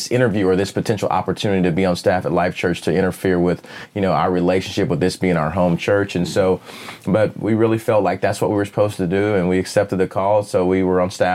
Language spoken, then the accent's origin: English; Claremore, Oklahoma, United States; I currently live in Oklahoma City. I grew up in Claremore, which is right outside of Tulsa.